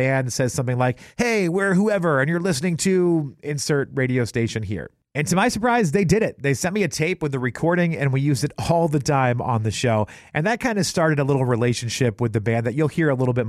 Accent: New Hampshire, United States; now in Maryland, United States; I grew up in New Hampshire

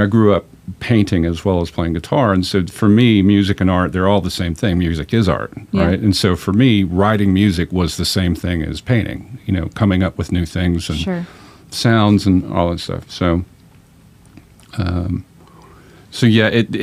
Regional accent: Augusta, Georgia, United States; I grew up in Augusta, Georgia

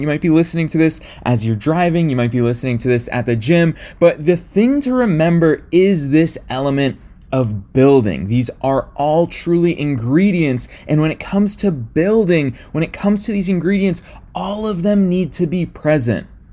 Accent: just outside of Boston, Massachusetts, United States; now in Los Angeles, United States; from my hometown where I grew up, just outside of Boston, Massachusetts

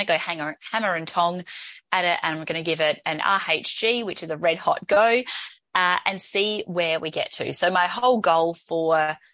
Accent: Adelaide, South Australia, Australia; here in Adelaide, in my hometown

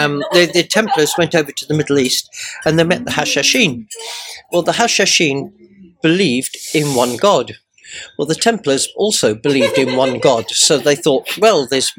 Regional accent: Guernsey; Well, I came from Guernsey and they speak with a completely different accent to me.

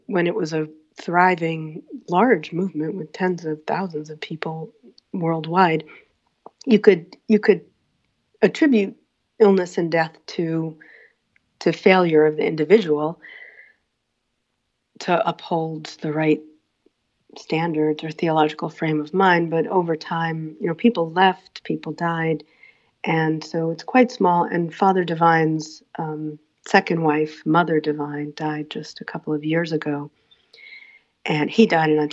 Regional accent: New York City, New York, United States; the neighborhood I grew up in Queens, in Laurelton

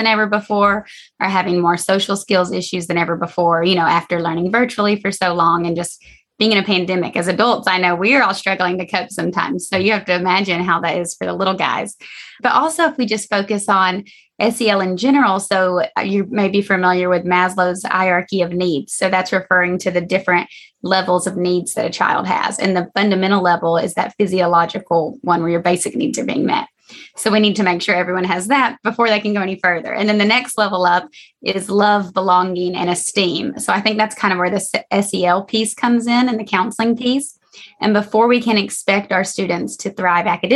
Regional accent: Georgia, United States; moved away as an adult; now in San Diego, United States; I'm from Georgia and I did my undergrad in psychology at Georgia College and State University

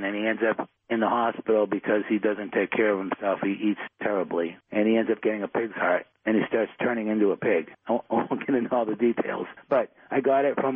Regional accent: Boston, Massachusetts, United States; I grew up in Dorchester in Boston.

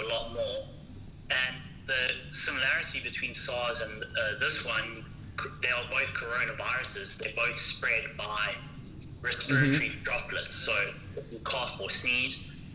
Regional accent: Howick, KwaZulu-Natal, South Africa; moved away as an adult; now in Wuhan, China; I'm from Harwick

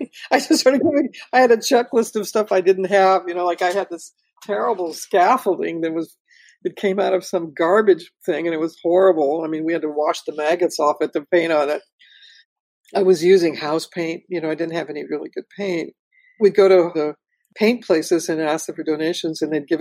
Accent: Los Angeles, California, United States; also born or lived in Watts, Los Angeles; I was born in Watts and I grew up in Pacoima

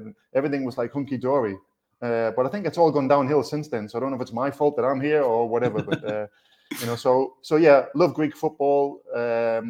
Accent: Newcastle upon Tyne, North East England, United Kingdom; moved away as an adult; now in Greece; being a Geordie

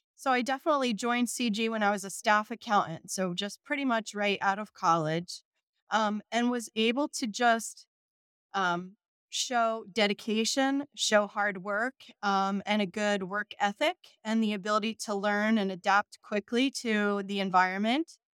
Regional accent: Southern Shore, New Jersey, United States; also born or lived in Baltimore, Maryland; I grew up here in New Jersey, um, a, along the Southern Shore

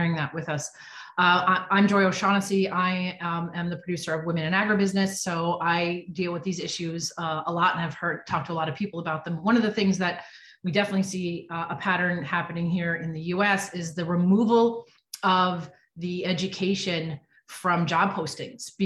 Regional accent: outside of Manhattan, New York, United States; I grew up outside of Manhattan

